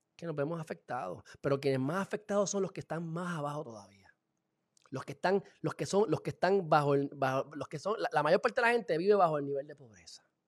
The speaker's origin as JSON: {"language": "Spanish", "country": "Puerto Rico"}